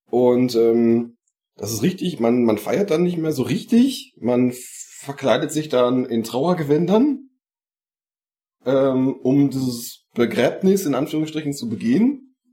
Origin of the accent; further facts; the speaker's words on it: North Rhine-Westphalia, Germany; ich bin ja glücklicherweise Rest, äh, Westfale